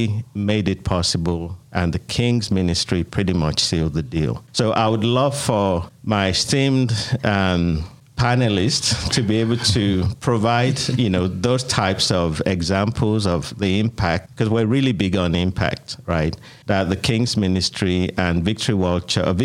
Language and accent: English; Nigeria; moved away as an adult; also born or lived in United Kingdom; now in Atlanta, United States; I immigrated from Nigeria, where I was born and raised, to the United Kingdom, and lived in the United Kingdom for 10 years, and then been in Atlanta now 20 years